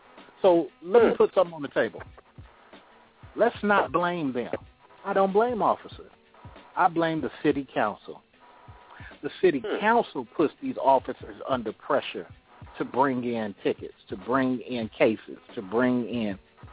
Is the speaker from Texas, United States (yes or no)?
no; Oakland, California, United States; now in Atlanta, United States; I'm out here in Atlanta too, and I'm from Oakland, California, fellas.